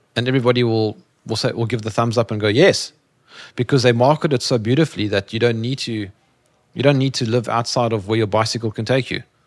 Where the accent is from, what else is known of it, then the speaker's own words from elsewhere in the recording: South Africa; I'm from Africa